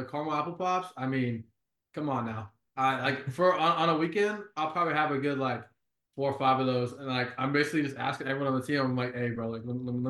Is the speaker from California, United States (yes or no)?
yes; Temecula, California, United States; Like the whole team is like literally like in my hometown. Like, who would have thought that the whole team would just be in like Temecula, like 3 minutes from my house?